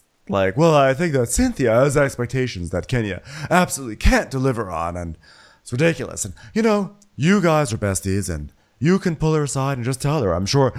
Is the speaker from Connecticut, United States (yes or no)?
yes; Berlin, Connecticut, United States; I'm from the European part of Berlin, Connecticut, because it is called Berlin